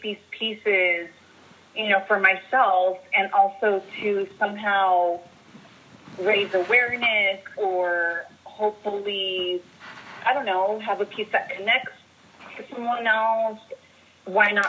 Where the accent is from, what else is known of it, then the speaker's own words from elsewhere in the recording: Guanajuato, Mexico; now in San Diego, United States; from Guanajuato, Mexico, currently creating in San Diego, California.